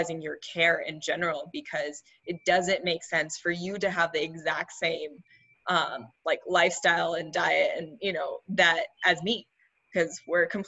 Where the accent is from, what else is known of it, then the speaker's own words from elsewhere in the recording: India; I'm Indian. I grew up with Ayurvedic medicine